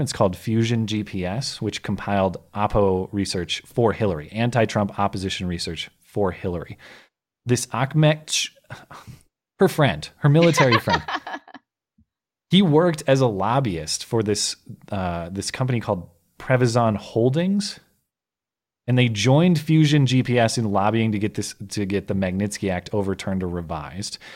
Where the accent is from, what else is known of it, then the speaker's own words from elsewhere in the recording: Minnesota, United States; I was born in Minnesota